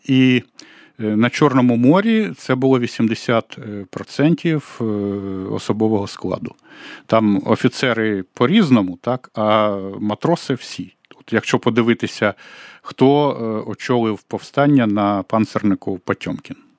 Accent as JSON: {"language": "Ukrainian", "region": "Kyiv", "country": "Ukraine", "said": "я киянин"}